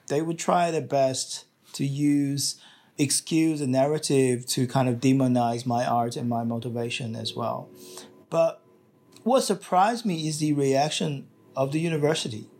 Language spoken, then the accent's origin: English; Shanghai, China; now in Australia; in China, in Shanghai, at my hometown